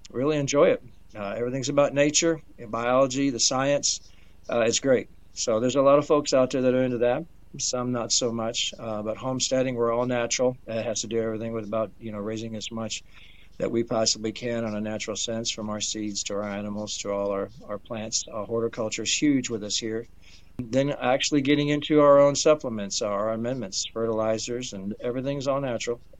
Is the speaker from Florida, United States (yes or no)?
no; Detroit, Michigan, United States; also born or lived in Danville, Indiana; I was born actually in uh, Danville, Indiana. I was raised in Detroit, uh, Michigan.